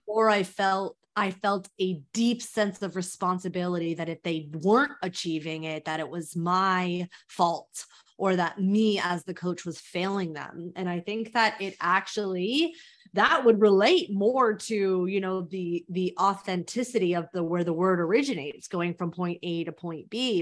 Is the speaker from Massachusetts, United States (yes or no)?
no; Mountain View, California, United States; now in New York, United States; I'm from Mountain View